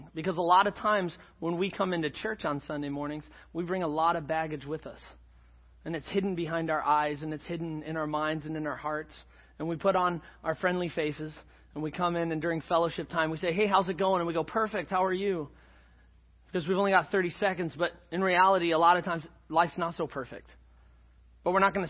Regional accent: Scotland, United Kingdom; I'm Scottish

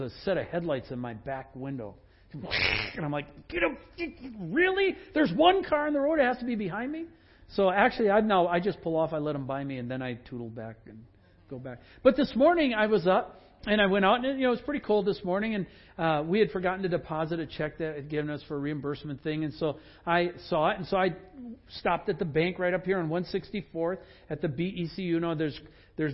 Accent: Sugar Bush, Wisconsin, United States; moved away; I grew up in Sugar Bush

